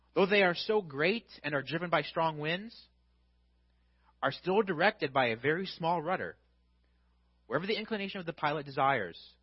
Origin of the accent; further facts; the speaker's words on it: Illinois, United States; because I'm from Illinois